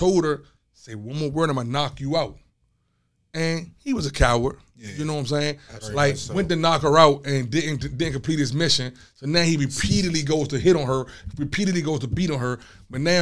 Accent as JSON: {"language": "English", "town": "Landover", "region": "Maryland", "country": "United States", "tie": "born or raised there", "said": "coming up in my hood, you know, my hood, I'm from Landover. I'm from Kenland."}